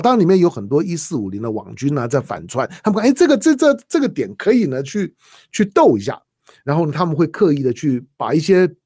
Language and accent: Chinese; Taiwan; 我是在台湾出生的中国人